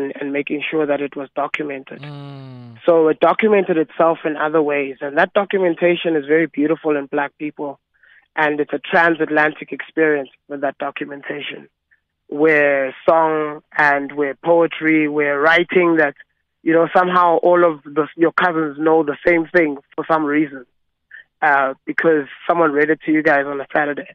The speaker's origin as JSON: {"language": "English", "town": "Johannesburg", "region": "Gauteng", "country": "South Africa", "tie": "born or raised there", "said": "we come from Johannesburg, you know? We come from the East Rand"}